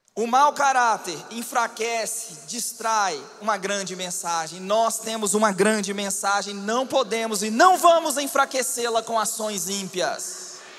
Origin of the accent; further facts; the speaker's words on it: Minas Gerais, Brazil; Como bom mineiro